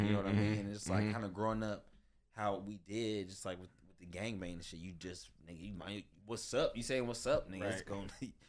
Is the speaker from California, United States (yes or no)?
yes; Los Angeles, California, United States; I'm from Pacoima.